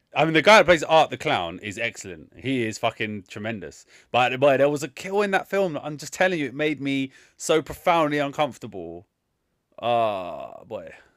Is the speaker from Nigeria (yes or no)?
no; London, United Kingdom; where I grew up in Southeast London.